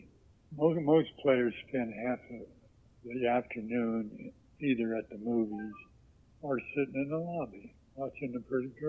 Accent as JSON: {"language": "English", "town": "Oakland", "region": "California", "country": "United States", "tie": "born or raised there", "also_born_or_lived": "Oklahoma", "said": "I grew up in Oakland, in the old ballpark. I arrived from Oklahoma one day, and my dad rented a house"}